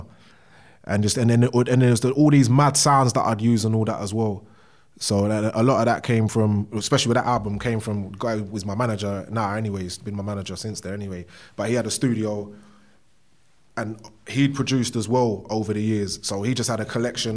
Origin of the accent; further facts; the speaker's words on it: London, United Kingdom; I'm from Bow, East London. If anyone knows where that is, just basically, if you're coming from the south, it's right outside the Blackwall Tunnel, and in between Hackney and Newham, pretty much. I was raised there